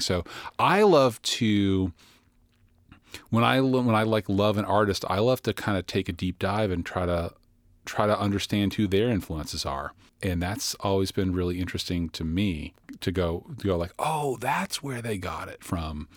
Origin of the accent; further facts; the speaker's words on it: Boston, Massachusetts, United States; I'm from the Boston area